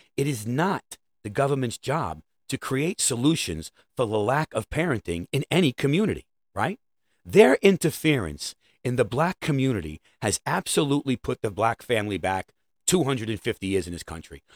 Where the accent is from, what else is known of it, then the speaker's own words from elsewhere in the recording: New York City, New York, United States; I'm a New Yorker.